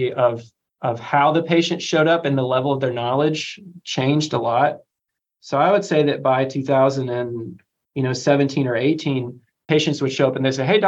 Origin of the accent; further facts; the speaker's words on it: Crossville, Tennessee, United States; also born or lived in Birmingham, Alabama / Connecticut; I grew up in East Tennessee, and my joke is that in my hometown of Crossville, Tennessee